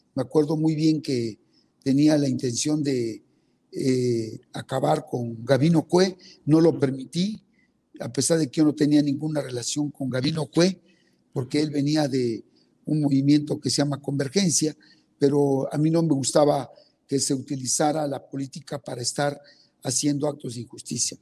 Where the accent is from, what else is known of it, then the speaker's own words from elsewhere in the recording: Betaza, Oaxaca, Mexico; first language Zapotec; Spanish is a second language; yo soy oaxaqueño, nacido en una comunidad indígena que se llama betaza soy zapoteco, hablo mi lengua indígena